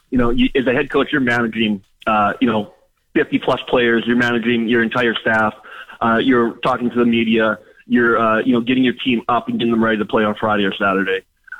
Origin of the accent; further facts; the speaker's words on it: Saskatchewan, Canada; I grew up in Saskatchewan, born and raised in Saskatchewan like so many of us did.